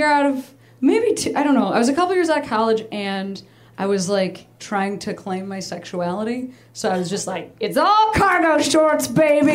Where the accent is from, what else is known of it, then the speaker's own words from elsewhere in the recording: Chicago, Illinois, United States; I'm from Chicago